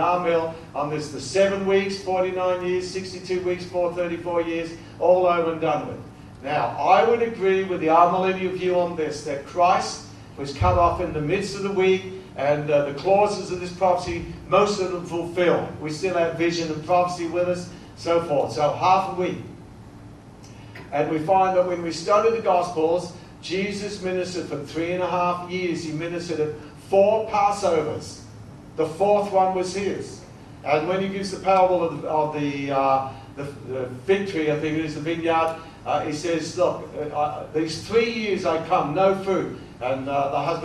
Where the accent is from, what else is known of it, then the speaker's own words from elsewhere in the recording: Australia; being an Australian